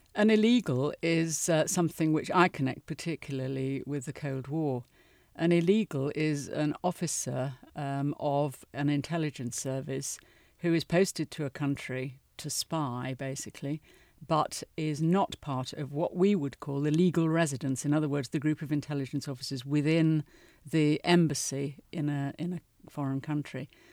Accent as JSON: {"language": "English", "country": "United Kingdom"}